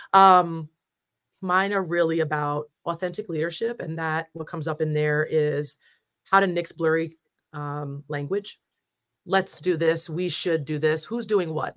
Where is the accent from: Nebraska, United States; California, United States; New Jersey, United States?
New Jersey, United States; I'm from Jersey